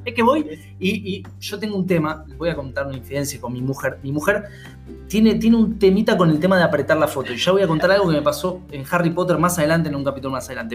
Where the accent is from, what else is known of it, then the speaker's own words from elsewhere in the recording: Argentina; also born or lived in Buenos Aires; nosotros somos argentinos, estamos en Buenos Aires.